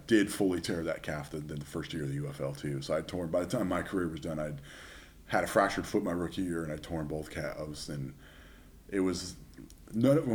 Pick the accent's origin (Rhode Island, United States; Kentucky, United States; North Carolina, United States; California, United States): California, United States; Southern; I'm from Southern California